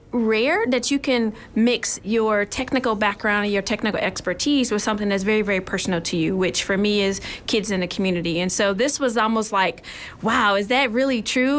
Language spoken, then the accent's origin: English; Michigan, United States; So, I'm actually from Michigan. Okay. And growing up in Michigan